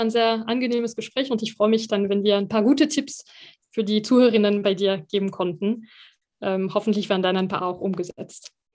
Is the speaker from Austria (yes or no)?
no; France; now in Germany; als Französin